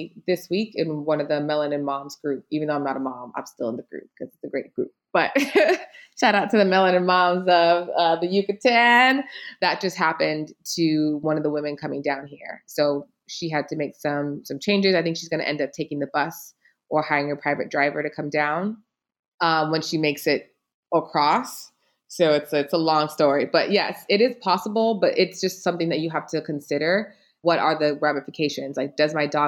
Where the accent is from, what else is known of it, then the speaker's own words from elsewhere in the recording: United States; moved away; me as an American